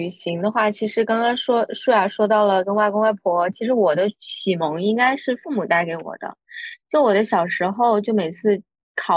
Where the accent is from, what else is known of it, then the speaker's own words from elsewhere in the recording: Quzhou, Zhejiang, China; 我老家是衢州的